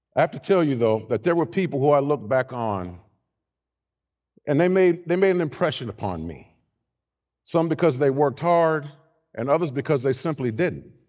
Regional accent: Youngstown, Ohio, United States; growing up in Youngstown, Ohio, right, right, north side

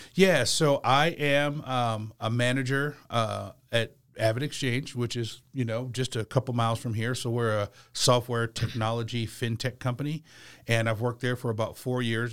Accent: Portland, Oregon, United States; moved away as an adult; also born or lived in Milwaukie, Oregon; now in Charlotte, United States; I'm originally from the West Coast, I'm originally from Portland, Oregon

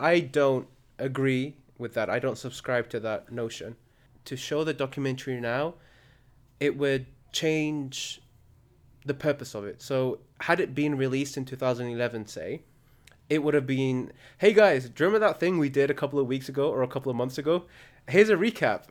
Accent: Al Khums, Murqub, Libya; my hometown of Al Khums

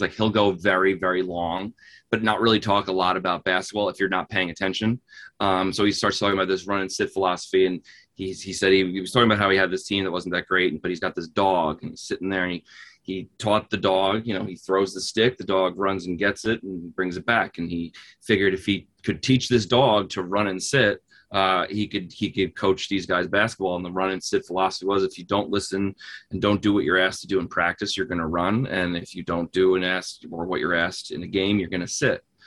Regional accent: New Jersey, United States; I'm from New Jersey.

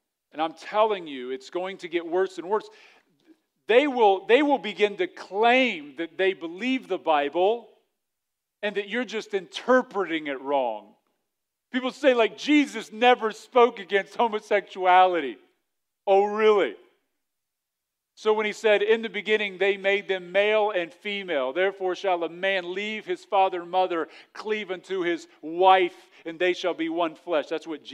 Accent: Wilmington, Ohio, United States; now in Xenia, United States; I didn't grow up in Xenia. I grew up in Wilmington.

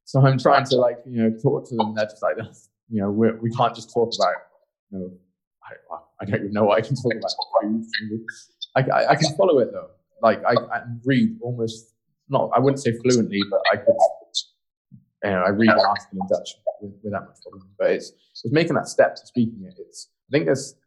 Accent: Gloucestershire, South West England, United Kingdom; moved away as an adult; also born or lived in Spain / Belgium / Canada; now in Netherlands; I'm from the UK. I'm from Gloucestershire originally.

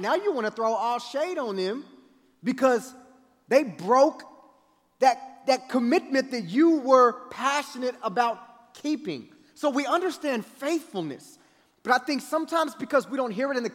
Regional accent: Kansas City, United States; I grew up in Kansas City, and it would get cold in the wintertime

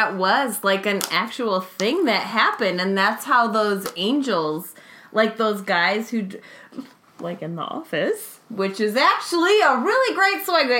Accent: Detroit, Michigan, United States; I grew up in the, you could say the very affluent suburbs of Detroit. But still, I can say I grew up in Detroit.

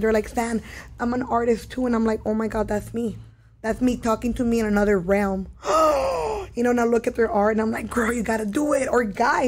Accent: Los Angeles, California, United States; growing up in East LA, there's so many murals everywhere.

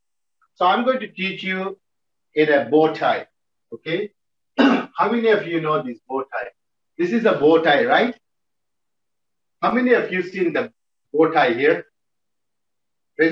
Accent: Nagaland, India; also born or lived in Tamil Nadu; I'm actually from Tamil, but born and brought up from Nagaland

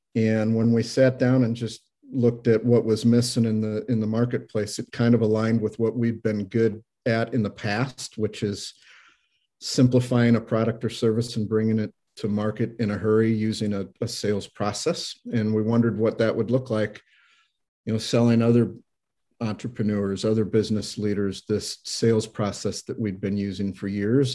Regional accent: Iowa, United States; moved away as an adult; also born or lived in Minnesota / Denver; now in Saint Louis, United States; I grew up in Iowa. I've been in Saint Louis for about twenty-eight years

